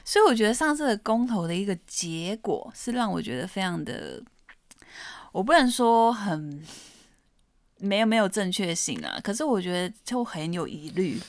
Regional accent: Taiwan; 我身为台湾人，我觉得我很喜欢这块土地

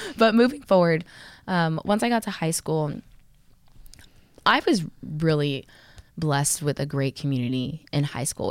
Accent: Texas, United States; I'm from Texas

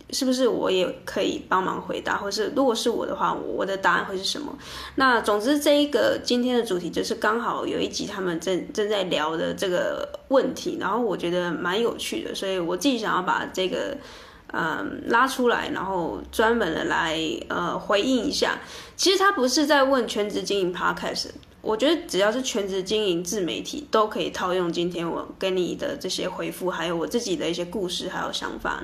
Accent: southern Taiwan, Taiwan; also born or lived in Taipei; 我从台北回到南部，因为我是南部人

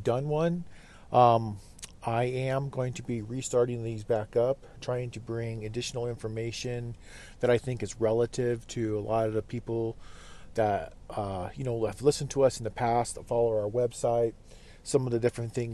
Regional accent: Fairbanks, Alaska, United States; That's kind of our hometown, our home base. We hail from the Fairbanks general area, interior Alaska.

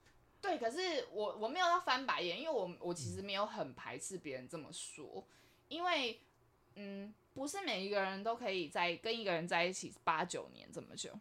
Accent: Taipei, Taiwan; 我是台北人，那我们家也是这个样子

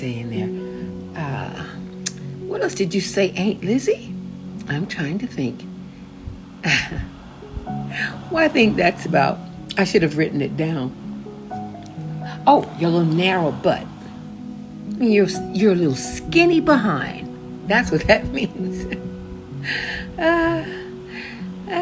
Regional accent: Many, Louisiana, United States; moved away; I was born in Manny

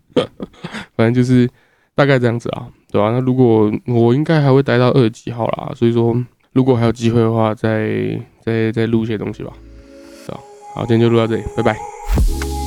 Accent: Taiwan; 我台湾人

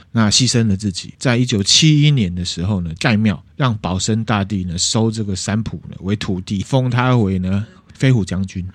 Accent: Taiwan; 我们台湾人

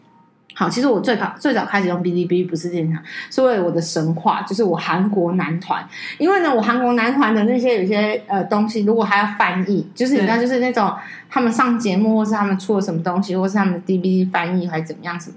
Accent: Taiwan; 可是我台湾人还怎么样？

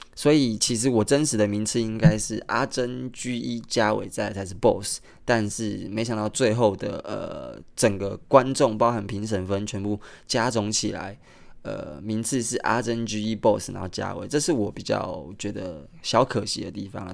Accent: Kaohsiung, Taiwan; moved away; 高雄， 也就是我的家乡

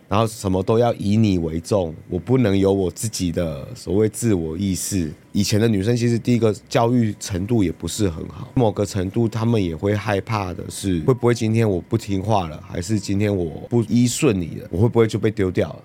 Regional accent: Yilan County, Taiwan; 他们基本上就是都是，都是以兰在地人嘛

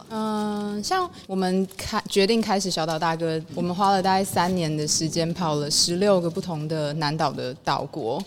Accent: Taiwan; 我是台湾人。

